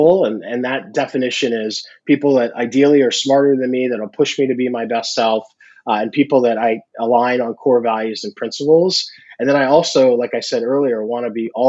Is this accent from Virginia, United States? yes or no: yes; Virginia, United States; I grew up in Virginia